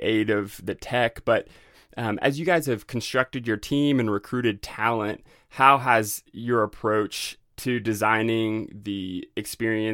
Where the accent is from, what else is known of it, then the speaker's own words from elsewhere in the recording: Northwest Arkansas, United States; I'm actually from Northwest Arkansas